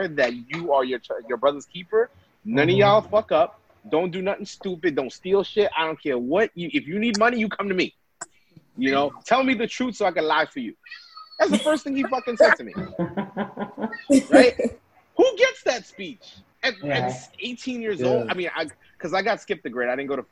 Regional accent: New York City, New York, United States; also born or lived in Vermont; I grew up in Brooklyn, New York.

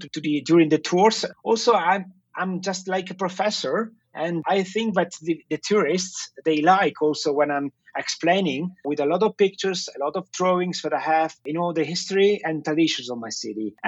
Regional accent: Venice, Veneto, Italy; I'm native from Venice. I was born there. And I was born in Giudecca Island.

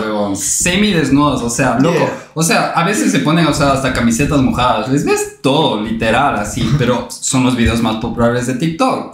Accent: Quito, Pichincha, Ecuador; nosotros éramos ya tres jóvenes, o sea, quiteños.

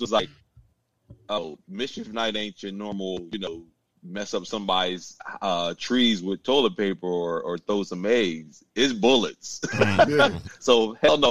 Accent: Newark, Delaware, United States; growing up in Delaware and Newark

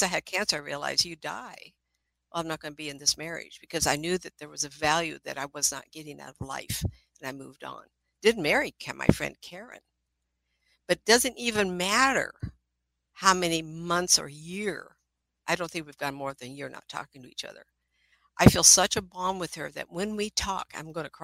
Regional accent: Inglewood, California, United States; also born or lived in Hollywood, California; I was born in Inglewood, California. We lived in Hollywood

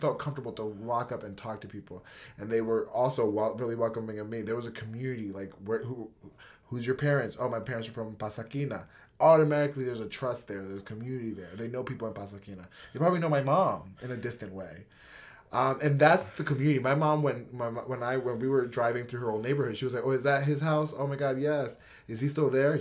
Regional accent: United States; also born or lived in Washington, D.C. / New York; how I grew up in America

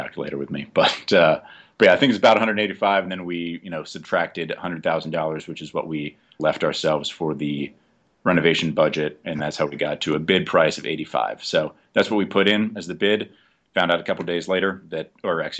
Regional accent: Jersey City, New Jersey, United States; moved away as an adult; also born or lived in Oklahoma City; now in New Mexico, United States; I'm from Jersey City, New Jersey.

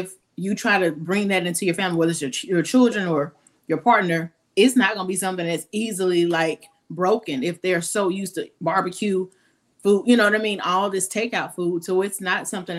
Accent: Canton, Mississippi, United States; moved away as an adult; also born or lived in Jackson, Mississippi; now in Atlanta, United States; I'm from Mississippi originally. I grew up in Canton. I grew up in Canton, and then I moved to Jackson with the fourth year

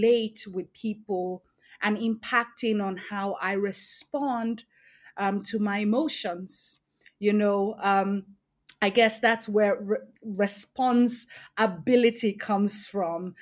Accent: Lagos, Nigeria; also born or lived in Edo State; Growing up in one of the largest cities in the world, Lagos State

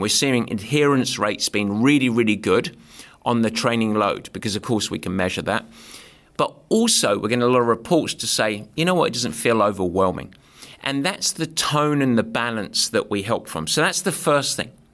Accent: England, United Kingdom; luckily I'm English

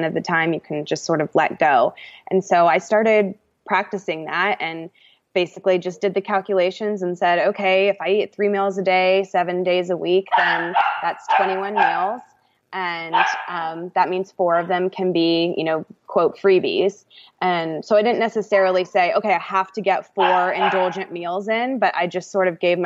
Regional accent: Atlanta, Georgia, United States; also born or lived in California; I'm from Atlanta, born and raised

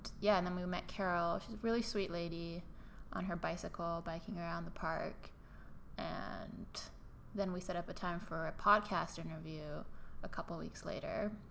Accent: Canada; I'm a Canadian.

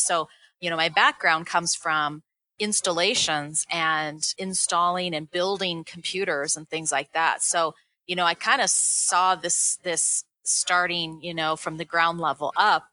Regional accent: Seattle, Washington, United States; now in Colorado, United States; i grew up in seattle

